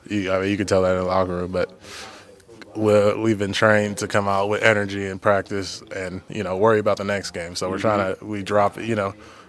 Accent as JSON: {"language": "English", "region": "Texas", "country": "United States", "moved": "yes", "said": "I'm from Texas."}